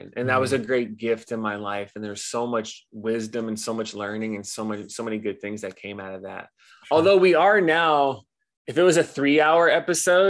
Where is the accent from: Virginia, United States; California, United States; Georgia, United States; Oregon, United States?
California, United States; Los Angeles; moved away as an adult; now in Hawaii, United States; I grew up in Los Angeles and moved here at 18.